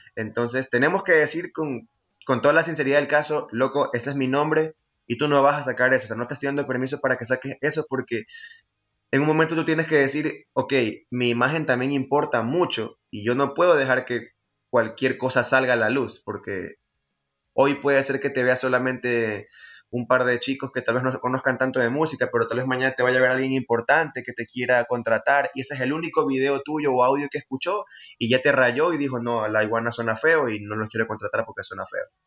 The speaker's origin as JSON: {"language": "Spanish", "town": "Guayaquil", "region": "Guayas", "country": "Ecuador", "said": "somos los jovencitos de Guayaquil"}